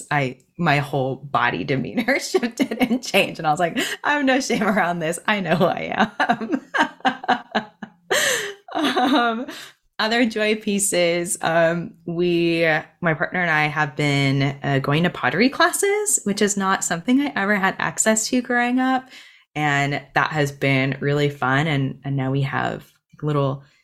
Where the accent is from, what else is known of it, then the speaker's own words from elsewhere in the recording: United States; moved away; We went back to my hometown last week and spent a whole week and stayed with my childhood best friend